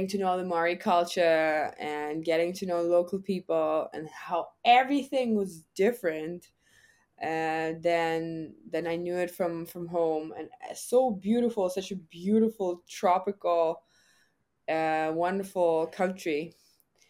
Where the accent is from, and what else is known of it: Germany; born or raised there; English is a second language